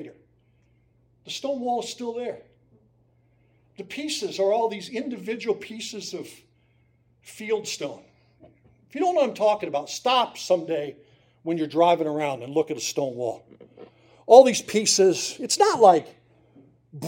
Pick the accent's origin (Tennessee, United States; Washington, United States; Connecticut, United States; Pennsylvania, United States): Pennsylvania, United States; Susquehanna County, northeastern; I grew up in Susquehanna County